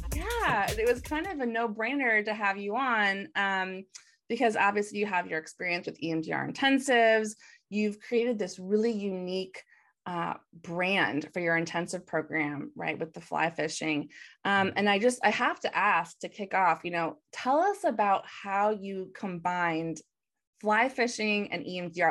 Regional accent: Michigan, United States; we're both from from Michigan

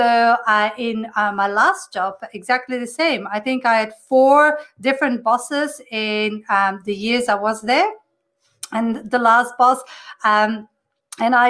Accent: Belgium; moved away as an adult; now in Australia; I'm originally from Belgium, came to Australia

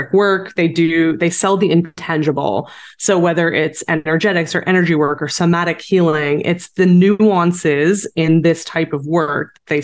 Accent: Canada; also born or lived in Saskatchewan; I am a Canadian entrepreneur

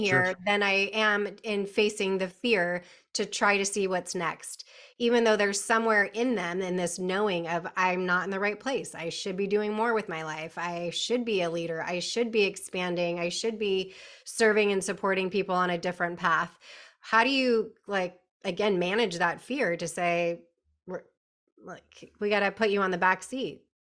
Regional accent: California, United States; moved away; born and bred in California

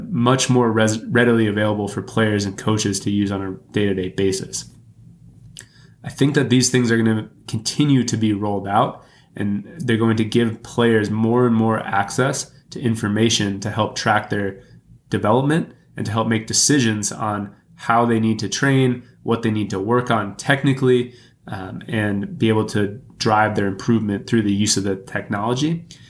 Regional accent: Texas, United States; now in Milwaukee, United States; Growing up in Texas

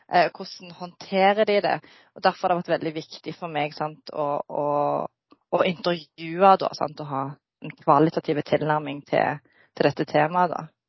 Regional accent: Norway; Jeg er født og oppvokst i Norge med foreldre fra Bosnia-Hercegovina

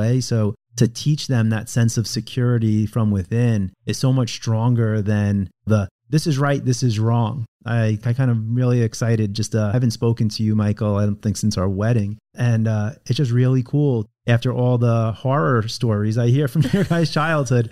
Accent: Long Island, New York, United States; moved away; also born or lived in California; I was raised in Long Island in a very Jewish community.

